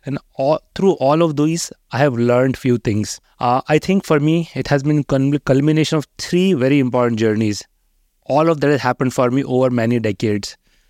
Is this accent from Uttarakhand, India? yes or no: yes; Haridwar, Uttarakhand, India; I grew up in Haridwar in 80s, and it's a very small town.